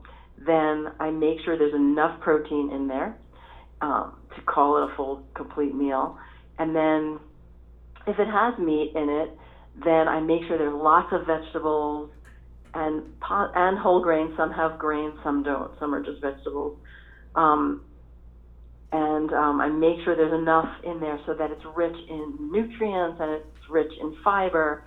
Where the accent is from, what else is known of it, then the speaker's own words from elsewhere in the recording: New York City, New York, United States; I grew up in New York City and I grew up tasting flavors from all different communities